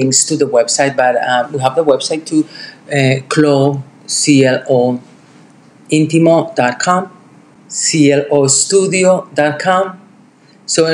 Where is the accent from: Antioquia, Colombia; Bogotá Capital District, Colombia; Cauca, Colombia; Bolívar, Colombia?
Antioquia, Colombia; Medellín; now in New York City, United States; I'm from Colombia.